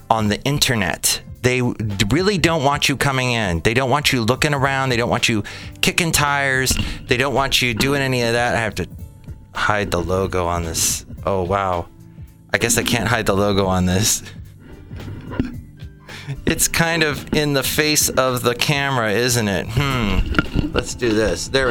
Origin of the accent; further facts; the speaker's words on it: Ventura County, California, United States; I remember Lake Piru very well growing up in Ventura County